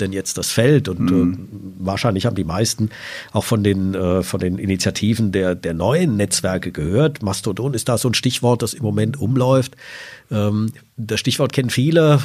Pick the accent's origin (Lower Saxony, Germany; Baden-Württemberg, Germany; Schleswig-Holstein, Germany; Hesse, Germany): Lower Saxony, Germany; Salzgitter; Sie sehen, ich komme aus Salzgitter